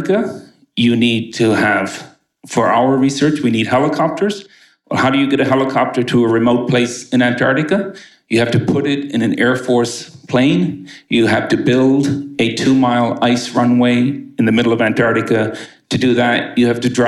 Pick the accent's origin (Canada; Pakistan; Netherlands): Canada; now in United States; I'm from Canada.